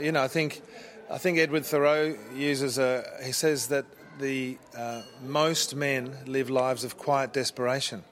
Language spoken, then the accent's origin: English; Brisbane, Queensland, Australia; also born or lived in South Africa; We came to Australia from South Africa when I was four and a half. Yep. Uh, so I grew up here